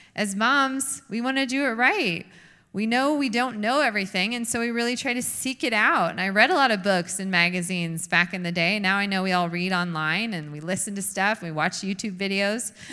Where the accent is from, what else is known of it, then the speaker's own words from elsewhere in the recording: United States; we are American women